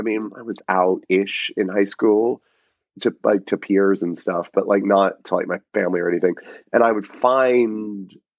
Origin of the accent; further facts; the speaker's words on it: Rome, Georgia, United States; moved away; I grew up in Rome, Georgia, which is like 2 hours northwest of Atlanta.